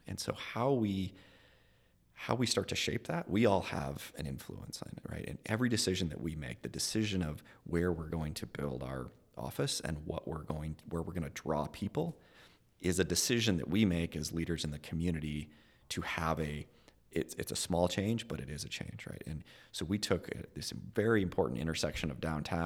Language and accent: English; Billings, Montana, United States; I was born and raised in Billings